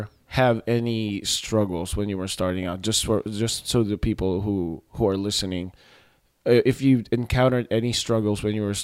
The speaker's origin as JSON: {"language": "English", "country": "Philippines", "said": "And of course, as a Filipino, I looked up the white people who are in the industry"}